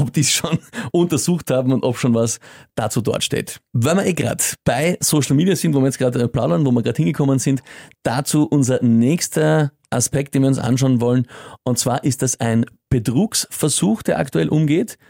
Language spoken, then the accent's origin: German; Austria; als Österreicher